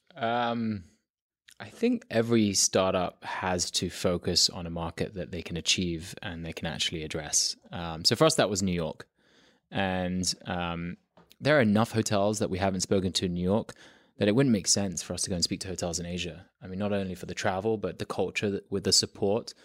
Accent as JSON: {"language": "English", "region": "London", "country": "United Kingdom", "tie": "born or raised there", "also_born_or_lived": "south of France", "moved": "as an adult", "lives_now": "United States", "said": "I loved growing up in London"}